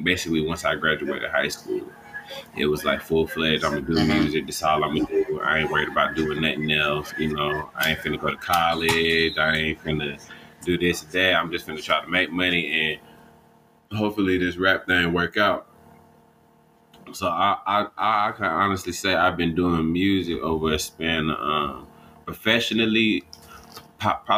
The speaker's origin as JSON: {"language": "English", "town": "Atlanta", "region": "Georgia", "country": "United States", "said": "I'm from the south side of Atlanta, Georgia. Basically, like Clayton County, we call it Clayco for short."}